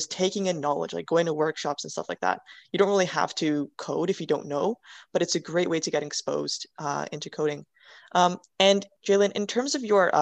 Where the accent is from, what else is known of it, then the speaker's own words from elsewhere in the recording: Canada; I'm Canadian